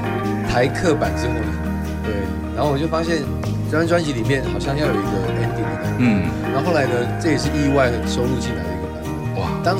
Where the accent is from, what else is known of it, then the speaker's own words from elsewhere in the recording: Taiwan; first language Hakka; 客家人从小讲客家话长大，可是我不太会讲国语。我的第二母语是台语